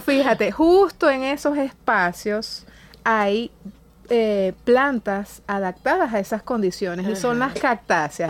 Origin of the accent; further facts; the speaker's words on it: Calabozo, Guárico, Venezuela; yo soy de Calabozo